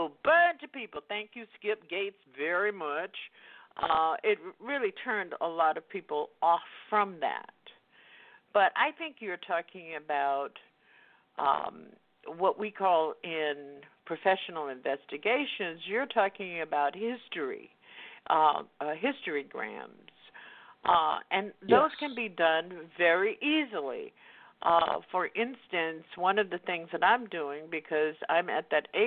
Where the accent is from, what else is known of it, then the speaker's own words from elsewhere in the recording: the South, United States; I grew up in the Jim Crow South, and until I was in the ninth grade and had to go segregate the white school